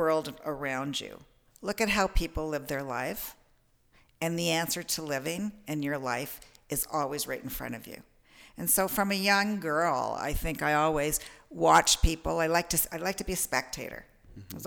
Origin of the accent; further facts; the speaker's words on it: Toronto, Ontario, Canada; I'm a Torontonian, born in Toronto